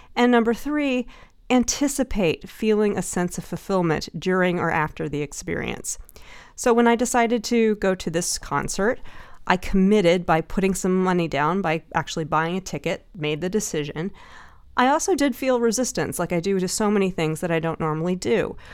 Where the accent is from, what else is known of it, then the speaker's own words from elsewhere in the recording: Dallas, Texas, United States; now in San Francisco, United States; I used to be in the Nutcracker Ballet when I was growing up in Dallas